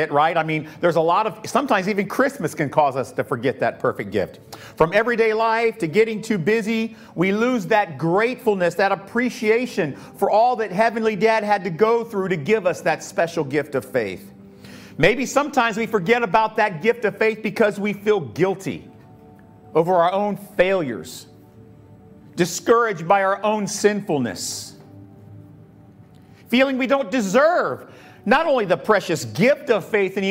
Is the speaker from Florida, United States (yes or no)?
yes; Tampa, Florida, United States; growing up in Tampa